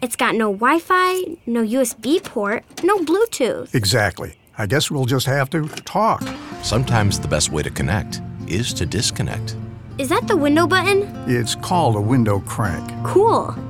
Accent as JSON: {"language": "English", "town": "Los Angeles", "region": "California", "country": "United States", "tie": "born or raised there", "moved": "yes", "said": "I was born in Hollywood Presbyterian Hospital, but that was the extent of my Hollywood career"}